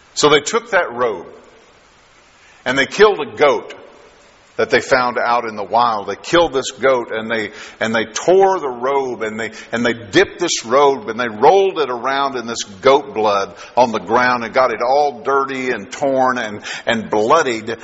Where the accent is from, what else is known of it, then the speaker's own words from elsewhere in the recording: Kentucky, United States; now in Texas, United States; I am from from Texas now, but originally from Kentucky, and so I've been from Kentucky a lot longer than I've been from Texas